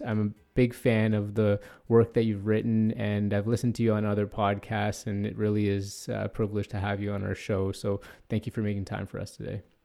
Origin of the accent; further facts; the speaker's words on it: Toronto, Ontario, Canada; I'm from North York as well